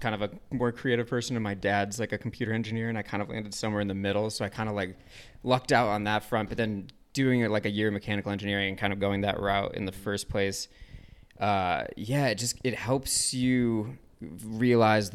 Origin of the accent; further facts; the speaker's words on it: Ann Arbor, Michigan, United States; I grew up in Ann Arbor, Michigan